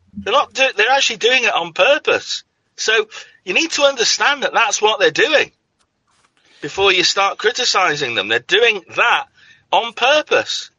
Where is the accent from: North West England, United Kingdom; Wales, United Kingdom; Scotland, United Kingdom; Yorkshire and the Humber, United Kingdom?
Scotland, United Kingdom; moved away; I come from Scotland